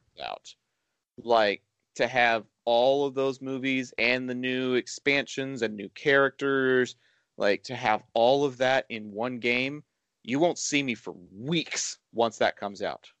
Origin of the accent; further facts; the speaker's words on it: Dallas Fort Worth area, Texas, United States; here in my hometown